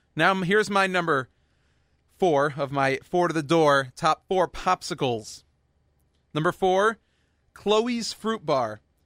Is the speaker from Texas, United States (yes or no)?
yes; Houston, Texas, United States; I was born and raised in Houston, Texas